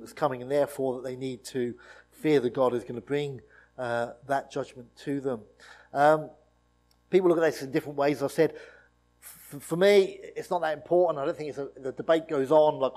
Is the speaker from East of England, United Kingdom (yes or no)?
yes; East Anglia, East of England, United Kingdom; I grew up in East Anglia